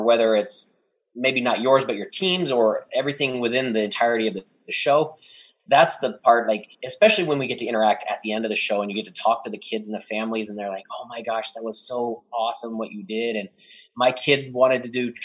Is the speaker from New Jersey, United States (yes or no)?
no; Dallas, Texas, United States; moved away; I'm from Dallas